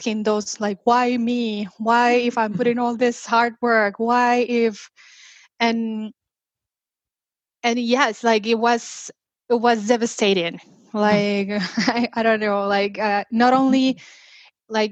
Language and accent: English; Mexico; moved away as an adult; originally I am from Mexico, and after I moved here